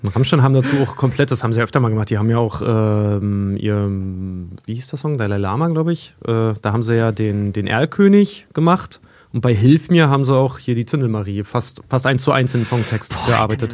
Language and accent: German; near the Polish border, Germany; moved away; aus meiner alten Heimat von der polnischen Grenze